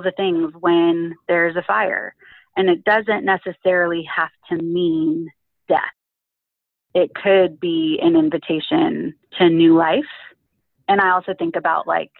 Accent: California, United States; growing up in California where I grew up

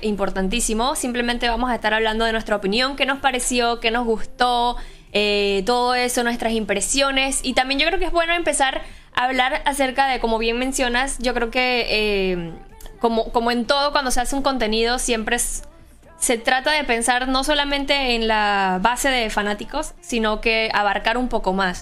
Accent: Boquete, Chiriquí, Panama; yo soy de Boquete

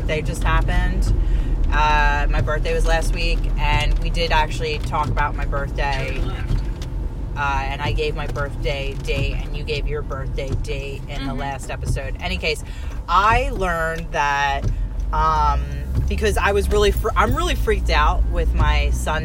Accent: Delaware County, Pennsylvania, United States; born or raised there; also born or lived in Brewerytown, Philadelphia; now in Philadelphia, United States

